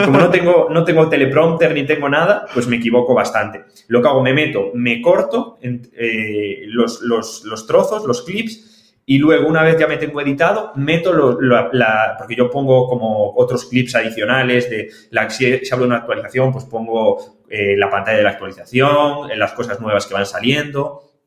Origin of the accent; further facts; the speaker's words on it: O Grove, Galicia, Spain; soy de Grove, de un pueblito de Galicia